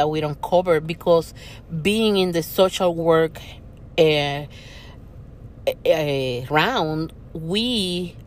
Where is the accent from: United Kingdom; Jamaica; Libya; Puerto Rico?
Puerto Rico; now in Florida, United States; the place where most hurricanes pass by, Puerto Rico.